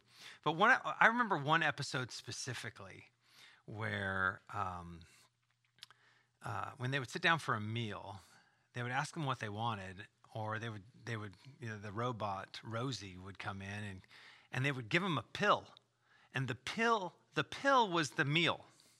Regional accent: California, United States; Well, I grew up in Southern California.

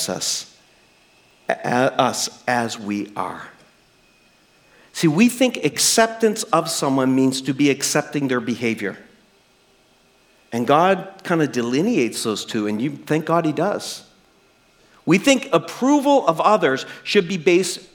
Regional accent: New Brunswick, Canada; I'm a kid from New Brunswick

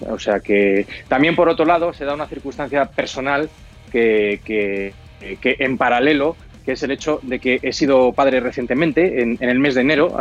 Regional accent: Spain; nosotros como españoles

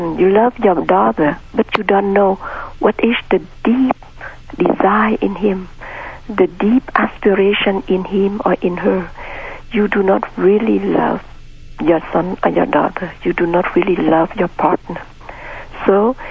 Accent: Vietnam; moved away; I was born in Vietnam in a middle-class family.

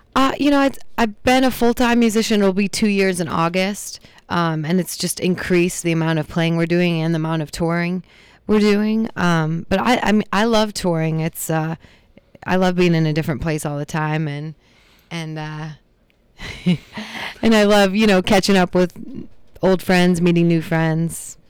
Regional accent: Traverse City, Michigan, United States; moved away as an adult; also born or lived in Boston / Los Angeles; now in Pittsburgh, United States; I was born and raised in Traverse City

